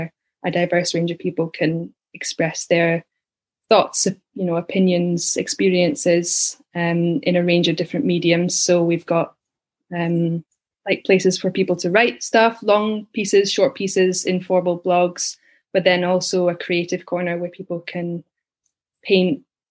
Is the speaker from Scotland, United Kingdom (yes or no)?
yes; Edinburgh, Scotland, United Kingdom; also born or lived in Dominican Republic / Glasgow; I was born in Leith and grew up there, went to school there